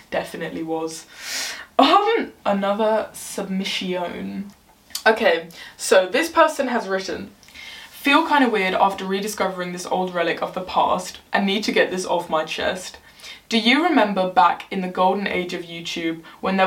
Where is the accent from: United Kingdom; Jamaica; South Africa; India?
United Kingdom; England; I'm English